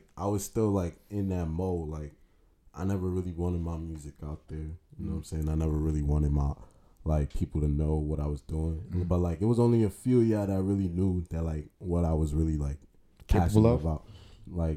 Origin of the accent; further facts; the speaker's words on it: New York, United States; also born or lived in Nigeria; I was more raised in New York